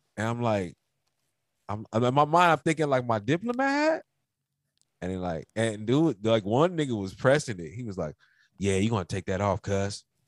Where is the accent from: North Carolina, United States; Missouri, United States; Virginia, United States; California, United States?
California, United States; Los Angeles; this is where I grew up in. Like, you know, like I'm from Pacoima